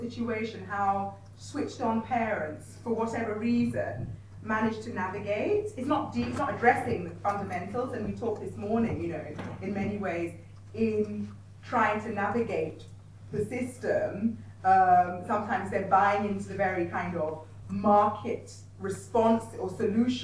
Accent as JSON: {"language": "English", "region": "London", "country": "United Kingdom", "also_born_or_lived": "Nigeria", "said": "my experience of being Nigerian in Britain and being British in Nigeria is from North London, from Wood Green."}